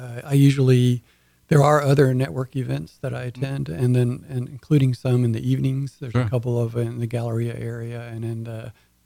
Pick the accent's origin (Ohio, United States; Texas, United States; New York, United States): Texas, United States; Port Arthur; also born or lived in Houston; I attended Lamar University in Beaumont. I grew up in Port Arthur, Texas.